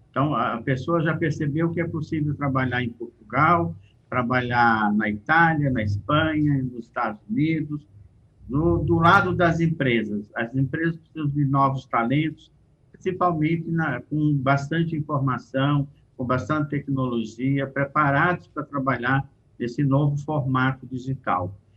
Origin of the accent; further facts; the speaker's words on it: Brazil; Eu, como brasileiro, posso trabalhar com empresas portuguesas, espanholas